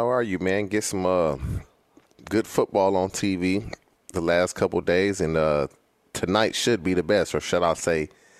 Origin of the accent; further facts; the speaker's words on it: California, United States; being in California my entire life.